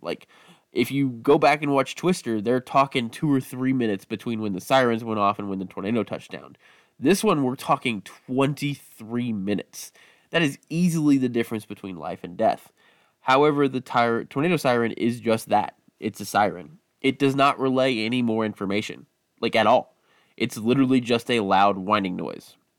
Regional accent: Midwest, United States; growing up in the Midwest

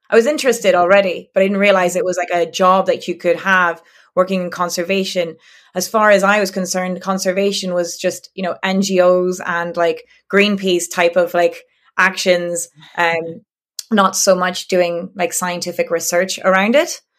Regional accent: France; English is a second language; the English Channel uh, side mm-hmm. and um or what we call La Manche because uh, we're not we're not English mm-hmm. um and um yeah I grew up there

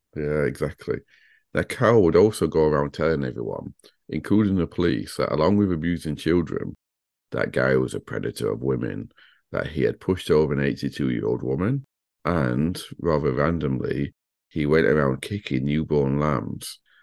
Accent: Sheffield, Yorkshire and the Humber, United Kingdom; I'm from Sheffield

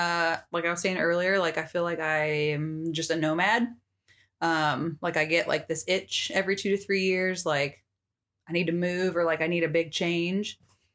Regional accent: Wiesbaden, Hesse, Germany; born there; So, I was born in Germany and we lived like lots of places.

